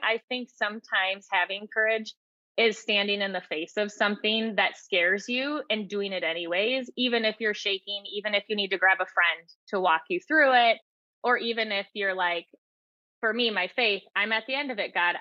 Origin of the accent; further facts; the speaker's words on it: United States; I was raised in the American culture with a fairy tale idealism